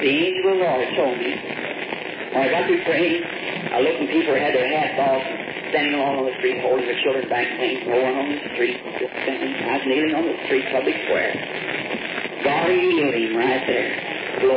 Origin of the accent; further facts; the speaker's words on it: the South, United States; also born or lived in Jeffersonville, Indiana; I'm from the South